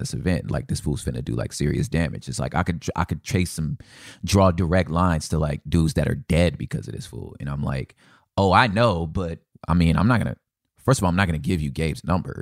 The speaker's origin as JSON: {"language": "English", "town": "Los Angeles", "region": "California", "country": "United States", "said": "I'm from South Central Los Angeles"}